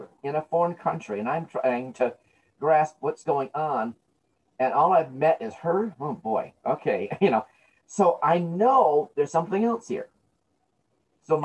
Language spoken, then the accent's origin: English; United States; Because I love the land I'm born in. This is my country. I'm born here.